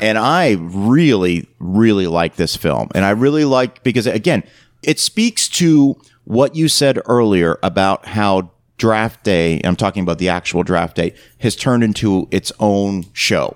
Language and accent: English; Canada; now in United States; growing up in Canada, basketball wasn't really popular. When I moved to the United States